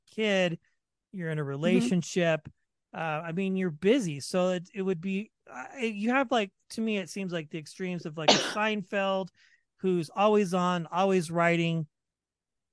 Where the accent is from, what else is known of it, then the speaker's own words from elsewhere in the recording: Kansas, United States; now in Colorado, United States; I'm from Kansas originally